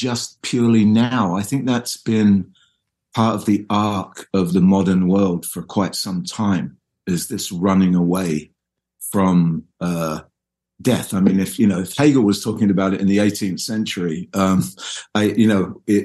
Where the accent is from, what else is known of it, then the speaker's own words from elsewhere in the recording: England, United Kingdom; I'm English